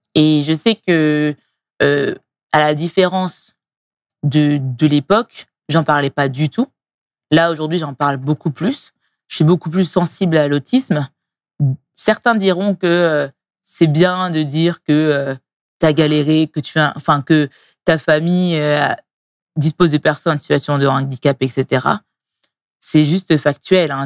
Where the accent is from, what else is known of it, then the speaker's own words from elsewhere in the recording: Strasbourg, Grand Est, France; moved away as an adult; now in Paris, France; je suis née et grandie à Strasbourg il y a 34 ans